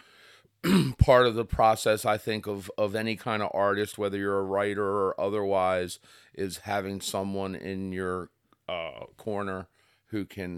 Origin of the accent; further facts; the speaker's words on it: Kent Island, Maryland, United States; So I'm from the Kent Island, Kent Narrows